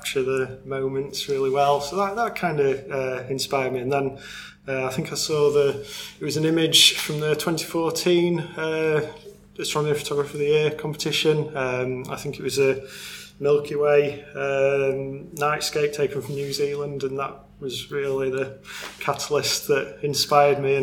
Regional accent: Doncaster, Yorkshire and the Humber, United Kingdom; I'm from Doncaster in South Yorkshire, and I'm a farmer

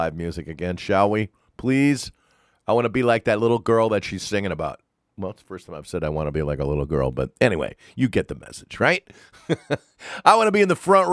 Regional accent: East Coast, United States; When I was growing up on the East Coast

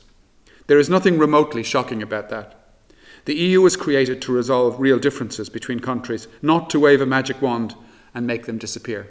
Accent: Ireland

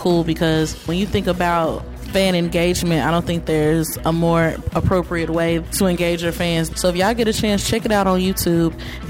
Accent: Memphis, Tennessee, United States; moved away as an adult; now in Valencia, Spain; I'm from Memphis, Tennessee.

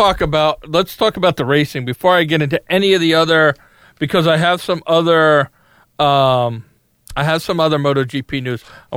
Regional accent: United States; as an American

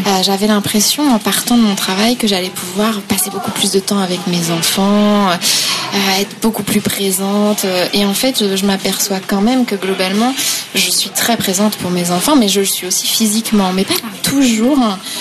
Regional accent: Pays Bigouden, southern Finistère, Brittany, France; now in Nantes, France; je suis bigoudaine

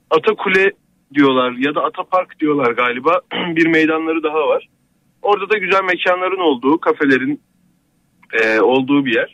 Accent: Eynesil, Giresun, Turkey; moved away; aslen Giresunluyum bu arada ben.

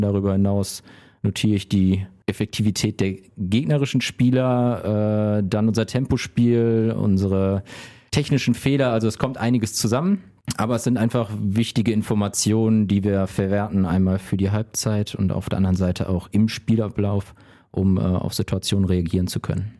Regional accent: Remscheid, North Rhine-Westphalia, Germany; also born or lived in Wuppertal; ich bin in Lüttringhausen, Stadtteil von Remscheid, groß geworden

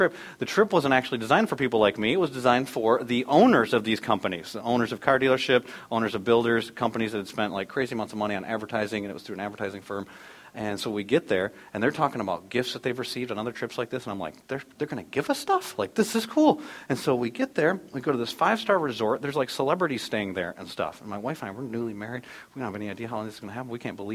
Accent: United States; also born or lived in Dallas, Texas; we are American citizens and proud to be American citizens.

